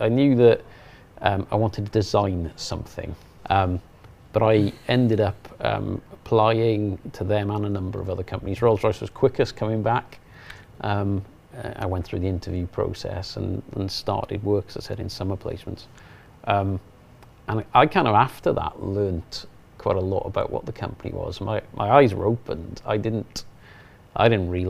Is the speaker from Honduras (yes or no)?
no; Mountain Ash, Wales, United Kingdom; I grew up in a little place in the South Wales valleys.